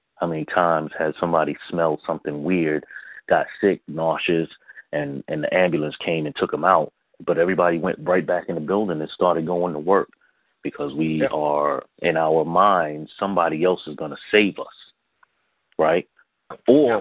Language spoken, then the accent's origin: English; New York City, New York, United States; I grew up in the South Bronx.